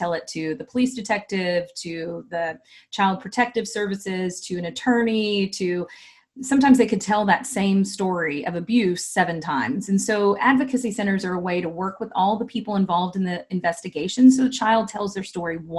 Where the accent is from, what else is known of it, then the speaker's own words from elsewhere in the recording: Texas, United States; I'm from Texas